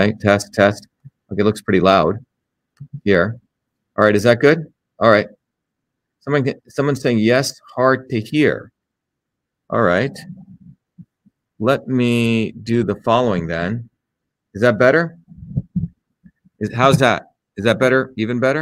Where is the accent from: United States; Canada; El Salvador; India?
India; moved away; when I grew up in India